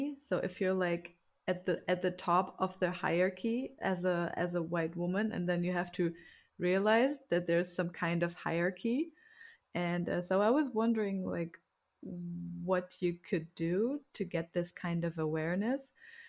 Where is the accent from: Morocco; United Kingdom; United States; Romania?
Romania; born there; yeah, I was born in Romania.